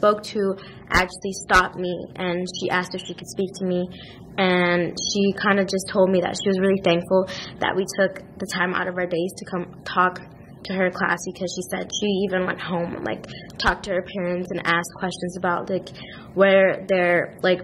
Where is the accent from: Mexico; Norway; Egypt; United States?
Mexico; I'm from Mexico